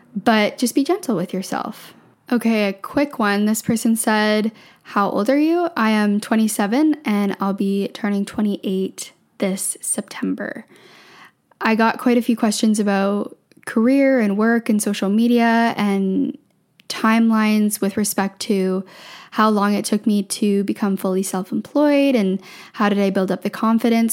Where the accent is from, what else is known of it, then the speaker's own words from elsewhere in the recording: just outside of Toronto, small town in Ontario, Canada; moved away as an adult; now in Vancouver, Canada; I grew up in Ontario, small town in Ontario, just outside of Toronto